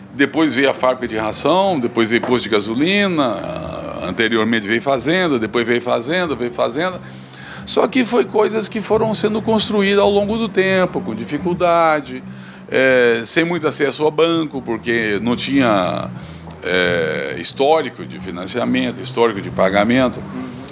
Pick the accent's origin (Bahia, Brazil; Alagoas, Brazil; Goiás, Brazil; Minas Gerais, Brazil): Goiás, Brazil; Mara Rosa; moved away as an adult; also born or lived in Campo Norte / Uruaçu / Alto Horizonte / Tocantinópolis; now in Imperatriz, Brazil; Eu nasci em Campo Norte, fui criado numa fazenda município de Mara Rosa é, e posteriormente fui para Uruaçu, onde eu fiz meus estudos